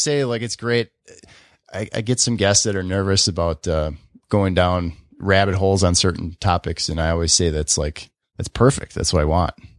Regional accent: Oconomowoc, Wisconsin, United States; born or raised there

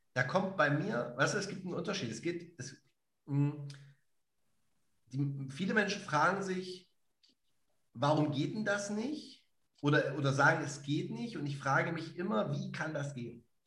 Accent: Dessau, Saxony-Anhalt, Germany; da in Zivik aufzuwachsen am Bauhaus

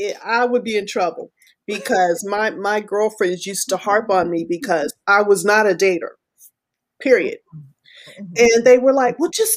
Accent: Texas, United States; also born or lived in Florida / Alabama; Southern men do that. I'm from Texas. I grew up in Florida. I grew up in Alabama a little bit.

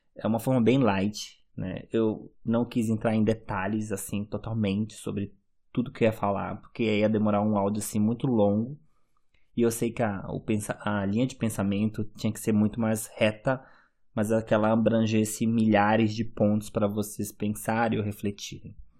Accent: Manaus, Amazonas, Brazil; moved away as an adult; now in Germany; quando eu saí de Manaus e morar na Alemanha

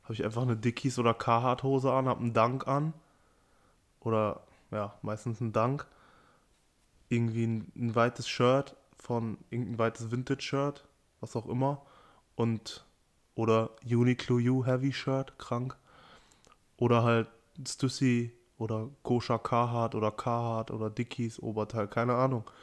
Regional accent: Amstetten, Lower Austria, Austria; also ich komme aus Amstetten und da, ich weiß nicht warum, aber irgendwie, es gab Leute, die sind für Nike SB gefahren

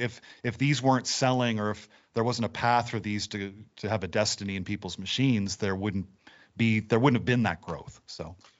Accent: Nova Scotia, Canada; I've been born and raised in Nova Scotia, lived here all my life

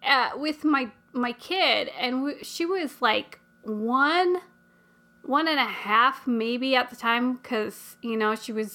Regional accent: United States; because I'm American.

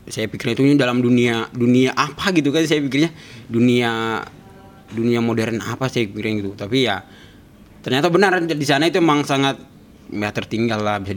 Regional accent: Papua, Indonesia; saya pakai bahasa daerah saya jadi Papua itu banyak bahasa jadi saya dan berbahasa bahasa suku saya gitu.

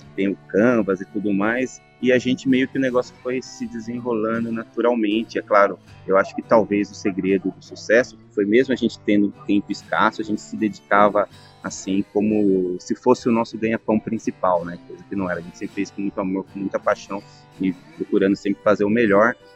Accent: São Paulo, Brazil; eu sou de São Paulo

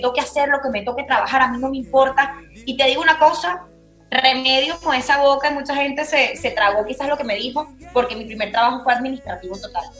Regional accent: Venezuela; now in Spain; soy la única venezolana

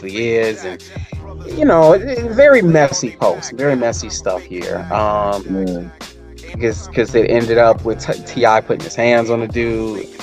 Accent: Chicago, Illinois, United States; growing up on the south side of Chicago

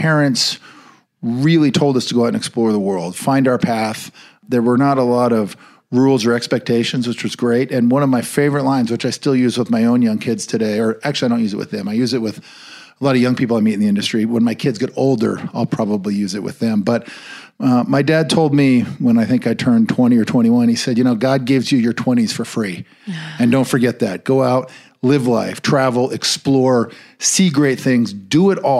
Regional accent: Bend, Oregon, United States; moved away as an adult; now in Montana, United States; I grew up in Central Oregon and in the town of Bend, which was a great place at the time to grow up.

